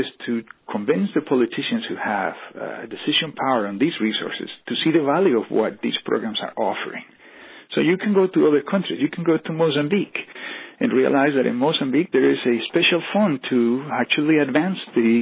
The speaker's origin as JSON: {"language": "English", "country": "Colombia", "moved": "yes", "said": "I am from Colombia."}